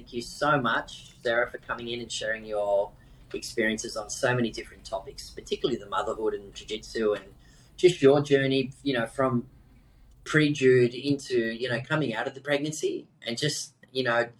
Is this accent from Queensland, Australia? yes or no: no; Sydney, New South Wales, Australia; we grew up in Maroubra together.